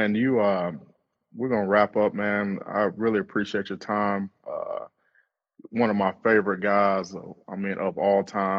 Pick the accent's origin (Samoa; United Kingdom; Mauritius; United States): United States; Cleveland, Ohio; I'm from Cleveland.